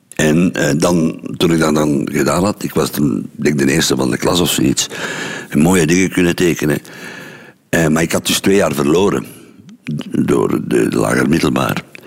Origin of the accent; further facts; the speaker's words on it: Mechelen, Flanders, Belgium; moved away as an adult; ben ik ook gevlucht uit Mechelen